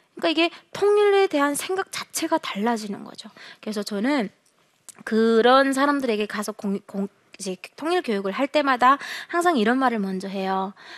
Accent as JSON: {"language": "Korean", "country": "North Korea", "tie": "born or raised there", "moved": "as an adult", "lives_now": "South Korea", "said": "저는 어, 북한에서 살다가 네, 태어나서 살다가 2008년도에 도망항을 건너서 남한으로 2009년도에 입국을 해서"}